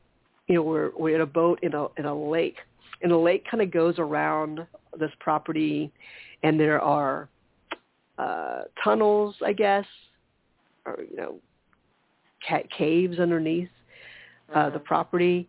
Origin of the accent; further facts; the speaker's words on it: Charleston, United States; moved away; the Charleston area, back my hometown area